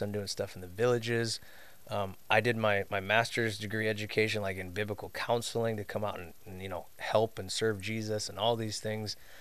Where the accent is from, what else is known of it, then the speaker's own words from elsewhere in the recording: suburbs of Chicago, Illinois, United States; I was raised down in the Midwest suburbs of Chicago area